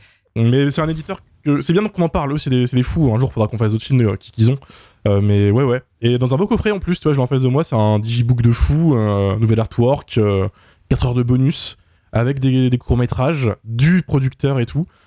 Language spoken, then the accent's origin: French; France; first language French